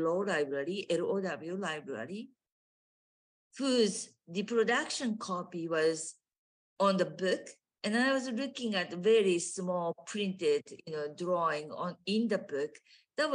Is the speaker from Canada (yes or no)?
no; Japan; English is a second language; moved away as an adult; now in United States; I grew up in Japan